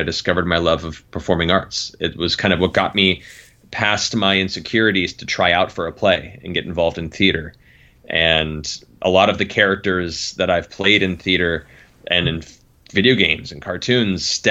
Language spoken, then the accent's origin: English; Los Angeles, California, United States; also born or lived in Palm Beach, Florida / Colorado; moved to Los Angeles thereafter, and I've lived here since then